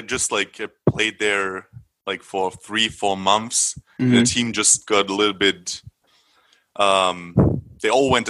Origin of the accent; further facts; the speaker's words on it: Germany; English is a second language; I'm born here in Germany.